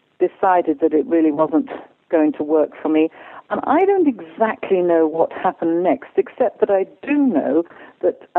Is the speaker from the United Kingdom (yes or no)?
yes; Stratford-upon-Avon, West Midlands, United Kingdom; I was born and bred in Stratford-upon-Avon, which, of course, is Shakespeare's town, hometown, and the theatre was very close to my house